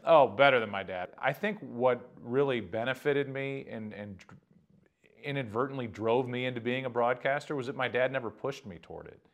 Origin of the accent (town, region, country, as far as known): Midwest, United States; born or raised there